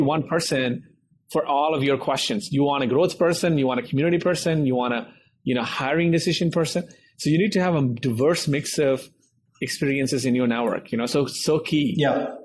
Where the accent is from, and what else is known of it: India; moved away as an adult; now in United States